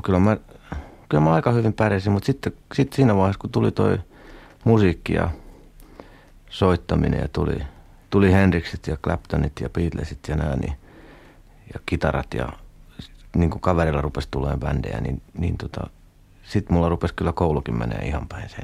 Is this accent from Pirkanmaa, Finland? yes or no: yes; Kangasala, Pirkanmaa, Finland; also born or lived in Vahto, Turku area, Finland; mehän tultiin niinku Turusta, eli sieltä Vahdolta tänne